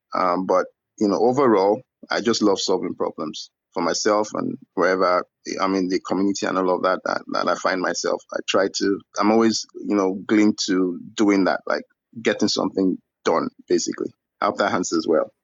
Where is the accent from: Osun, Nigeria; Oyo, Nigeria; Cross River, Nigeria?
Oyo, Nigeria; Ibadan; also born or lived in Ogbomosho; now in Lagos, Nigeria; I'm from Nigeria. I grew up in the city of Ibadan. I was born in a town called Ogbomosho, which is in Oyo State.